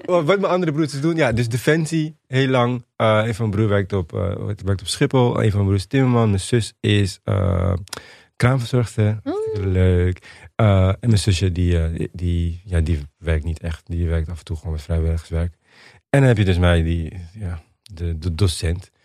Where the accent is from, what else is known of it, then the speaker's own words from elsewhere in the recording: Suriname; now in Netherlands; ik ben in Suriname geboren